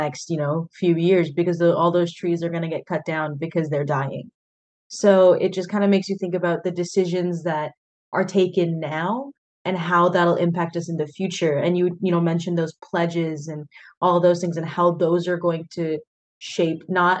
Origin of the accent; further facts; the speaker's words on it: Des Moines, Iowa, United States; I'm from Des Moines